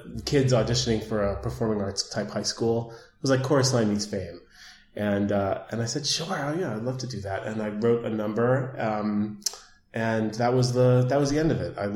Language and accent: English; New York City, New York, United States; I grew up in Manhattan